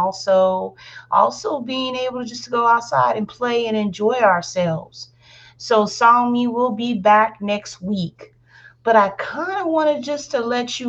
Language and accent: English; Alabama, United States; accent: country; Yes, I'm from Alabama. So the country does come out in my vocabulary quite a lot.